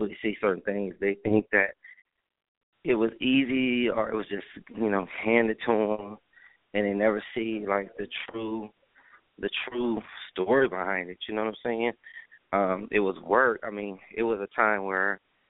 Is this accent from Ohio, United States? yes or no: yes; Akron, Ohio, United States; moved away as an adult; now in Atlanta, United States; I was born in Akron, Ohio. Home of LeBron James